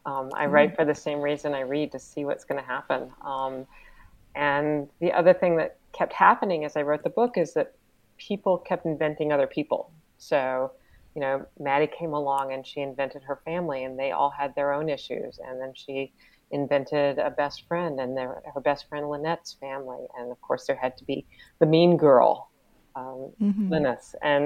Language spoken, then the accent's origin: English; North Carolina, United States; also born or lived in Ireland; But I grew up in the South. And so that voice, those voices, because there's so many different voices, even in North Carolina, they're kind of in my veins.